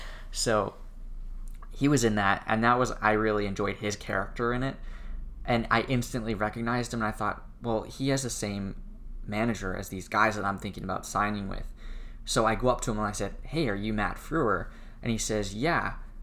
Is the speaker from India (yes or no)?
no; Comox, British Columbia, Canada; moved away; also born or lived in Vancouver, Canada / Los Angeles, United States; I went back to my hometown. I went to Comox, where I was born.